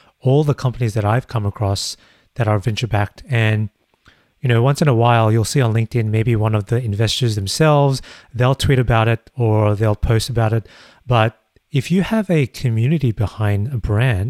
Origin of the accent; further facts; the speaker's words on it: Australia; as an Australian myself